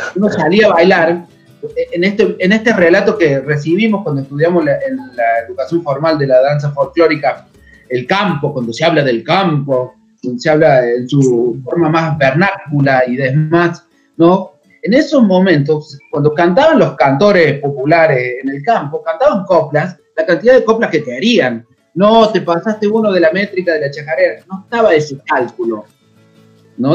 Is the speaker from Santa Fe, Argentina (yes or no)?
no; a town 100 km from Córdoba city, Argentina; born or raised there